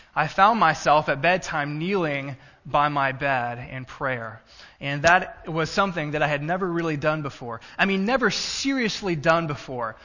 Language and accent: English; Texas, United States; now in Illinois, United States; I was born in Texas, native Texan